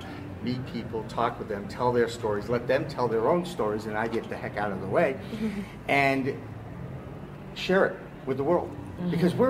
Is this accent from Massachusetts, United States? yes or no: yes; Massachusetts, United States; my home state of Massachusetts